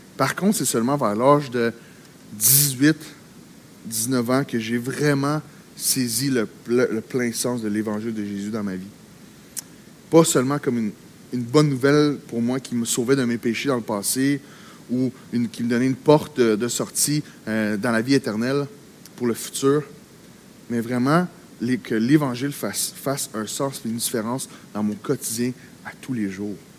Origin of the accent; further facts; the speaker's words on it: Quebec, Canada; also born or lived in Gatineau; au Québec, on, on est dans une terre missionnaire. Au Québec, on est dans un, on vit dans un environnement